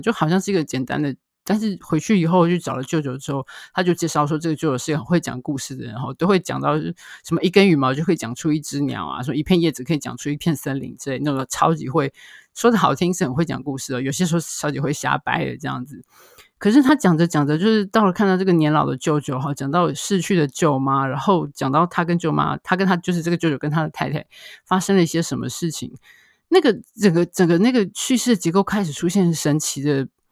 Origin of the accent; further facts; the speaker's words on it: Taiwan; 我们台湾这边